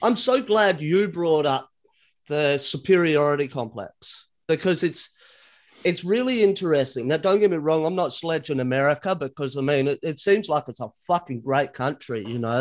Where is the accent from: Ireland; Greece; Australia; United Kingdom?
Australia; being an Australian, we sound as Australian as possible